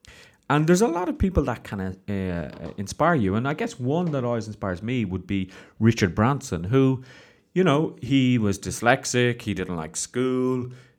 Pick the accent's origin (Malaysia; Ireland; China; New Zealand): Ireland; I know growing up in Ireland, there wasn't a huge entrepreneurial spirit.